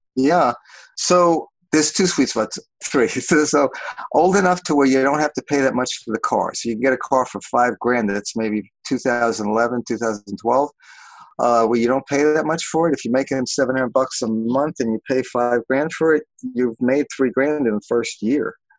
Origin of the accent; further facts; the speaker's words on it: New York, United States; also born or lived in Los Angeles, United States; now in Portland, United States; I grew up in New York